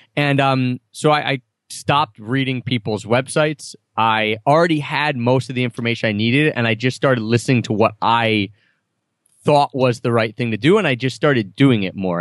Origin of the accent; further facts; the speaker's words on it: Philadelphia, Pennsylvania, United States; growing up in Philadelphia area